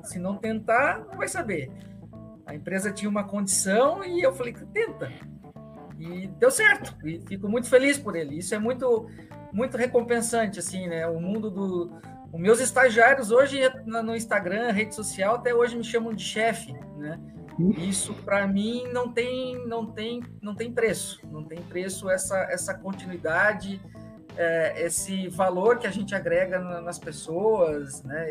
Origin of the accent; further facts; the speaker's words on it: Rio Grande do Sul, Brazil; moved away; also born or lived in Curitiba; Sou, sou gaúcho, nasci no Rio Grande do Sul